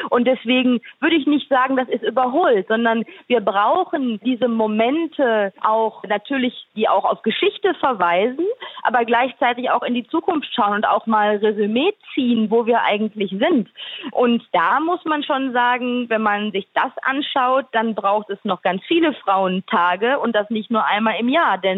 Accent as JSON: {"language": "German", "region": "North Rhine-Westphalia", "country": "Germany", "tie": "born or raised there", "said": "Ja, ich bin ja tatsächlich im Ruhrgebiet aufgewachsen, bin ein Kind des Ruhrgebiets."}